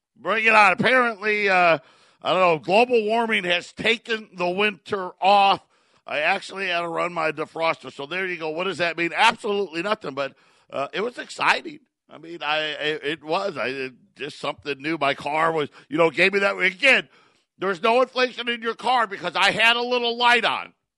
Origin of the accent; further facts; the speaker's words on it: Syracuse, New York, United States; now in Phoenix area, United States; I grew up in Syracuse